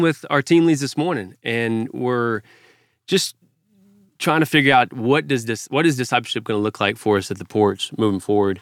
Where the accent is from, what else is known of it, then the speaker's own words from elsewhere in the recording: Fort Worth, Texas, United States; I grew up in Fort Worth, Texas, Cowtown